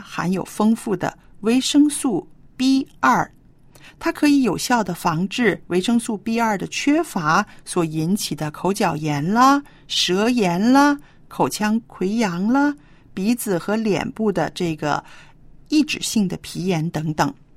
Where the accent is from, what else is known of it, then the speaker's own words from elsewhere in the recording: China; 这个我们中国人吃的绿豆芽、黄豆芽这种豆芽菜呢